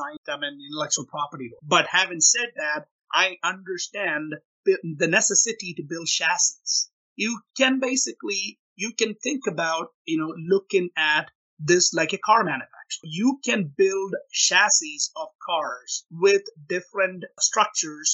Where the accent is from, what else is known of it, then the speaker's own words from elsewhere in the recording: India; moved away as an adult; also born or lived in Rochester, Minnesota / Oklahoma; now in United States; I grew up in India